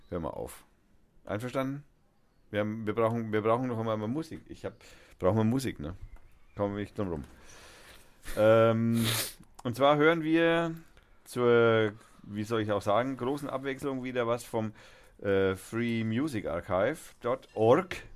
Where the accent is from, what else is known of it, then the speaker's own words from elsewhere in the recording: Austria; und ich bin Österreicher und warte auf die nächste Seite.